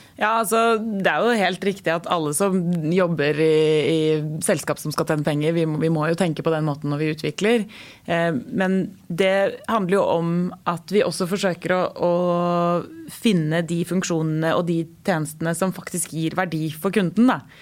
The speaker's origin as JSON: {"language": "Norwegian", "country": "Norway", "said": "vi nordmenn"}